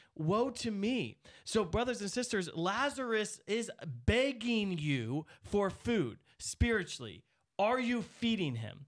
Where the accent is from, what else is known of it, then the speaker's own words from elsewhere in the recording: United States; as an American